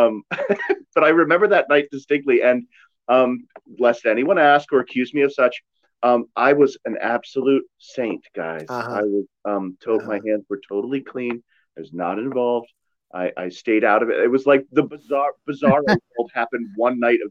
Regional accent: Rockville, Maryland, United States; I grew up in Rockville

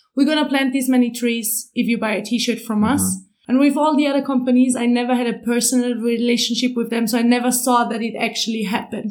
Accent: Austria; also born or lived in Vienna; I'm from Austria. I live in Vienna

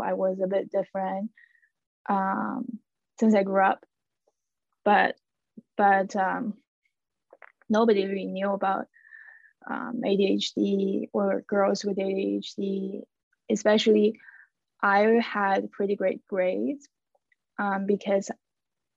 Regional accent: China; moved away as an adult; also born or lived in Montreal, Canada; now in Canada; I am originally from China, and I came to Canada in 2018

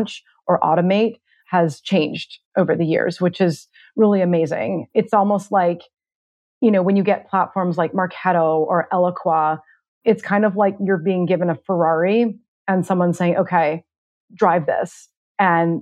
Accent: Vancouver, British Columbia, Canada; moved away as an adult; now in Toronto, Canada; I grew up in Vancouver, and then I moved to Toronto about 14 years ago.

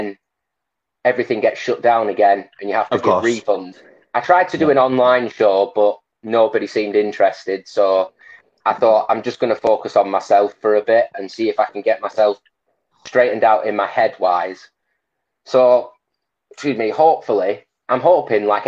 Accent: Blackburn, North West England, United Kingdom; I'm from Blackburn

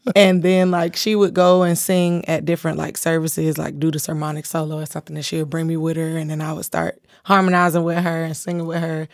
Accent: Fort Lauderdale, Florida, United States; Fort Lauderdale, I grew up in, like, the hood

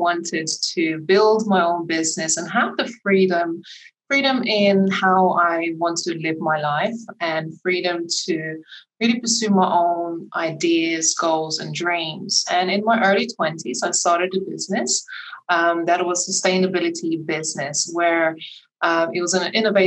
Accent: Lithuania; moved away; my home country in Lithuania

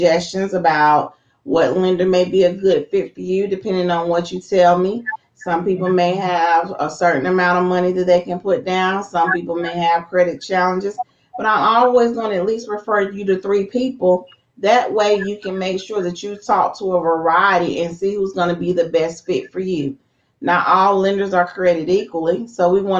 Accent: Lexington, North Carolina, United States; now in Greensboro, United States; So I'm originally from Lexington, North Carolina, the barbecue capital, but I've been here long enough

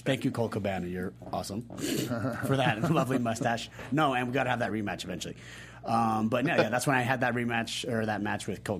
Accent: Salt Lake City, Utah, United States; I'm from Salt Lake City, Utah.

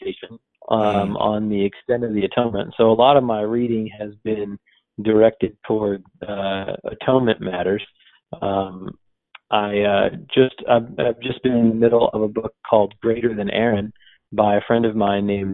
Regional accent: New Jersey, United States; moved away; I'm from New Jersey

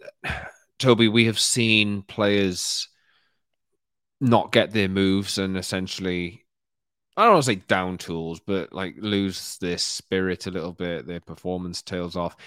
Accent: Wales, United Kingdom; I'm, I'm Welsh

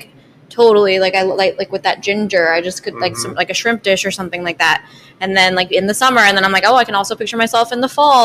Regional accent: Michigan, United States; moved away; also born or lived in Colorado; I'm from Michigan and I lived in Colorado.

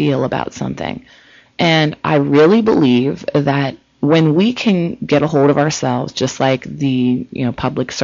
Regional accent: Ohio, United States; now in California, United States; I'm originally from Ohio

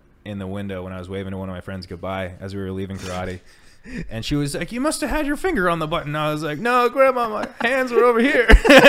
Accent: Huntington Beach, California, United States; now in Los Angeles, United States; We grew up in Huntington Beach.

